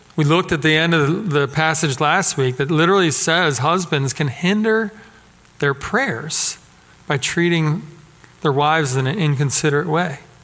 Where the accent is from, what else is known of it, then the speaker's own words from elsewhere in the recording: Philadelphia, Pennsylvania, United States; growing up in Philadelphia where I did